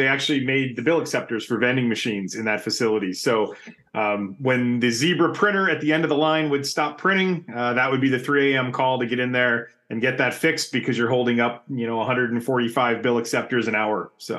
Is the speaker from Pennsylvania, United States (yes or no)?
yes; Havertown, Pennsylvania, United States; moved away; So I grew up in Havertown, Pennsylvania, right outside of Philly, or just outside of Philly